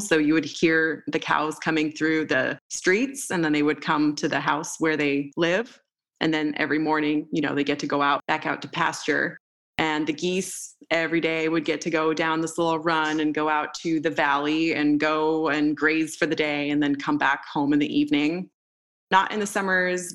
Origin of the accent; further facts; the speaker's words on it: Moldova; moved away; So I grew up in Moldova at the time when I was born and up until I was about six years old.